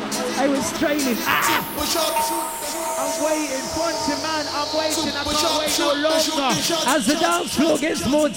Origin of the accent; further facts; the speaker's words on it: London, United Kingdom; This is the HLC, yeah? And we come all the way from North London to Kent.